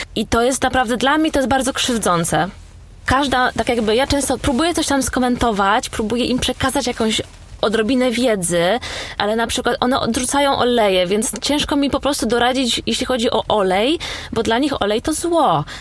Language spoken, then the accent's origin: Polish; Poland; now in London, United Kingdom; Ja ciągle w Polsce dostawałam pytania o moje pochodzenie, czy ja na pewno jestem z Polski